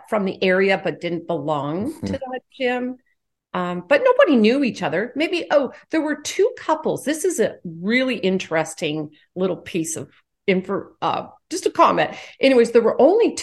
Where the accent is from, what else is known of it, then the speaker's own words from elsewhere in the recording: Canada; now in United States; I live in the U.S., but I am Canadian.